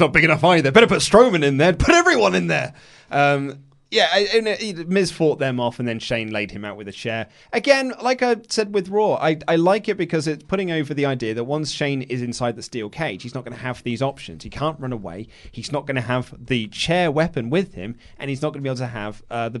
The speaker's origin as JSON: {"language": "English", "country": "United Kingdom", "said": "Lego, please. We're British."}